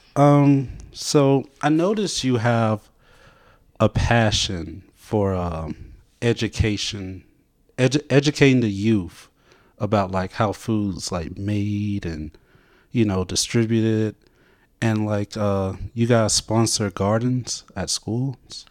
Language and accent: English; Montgomery, Alabama, United States; moved away